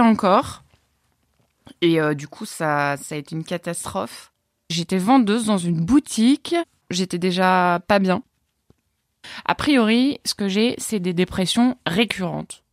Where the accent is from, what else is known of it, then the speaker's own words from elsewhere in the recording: Orne, Normandy, France; je viens de Normandie, dans l'Orne, en pleine campagne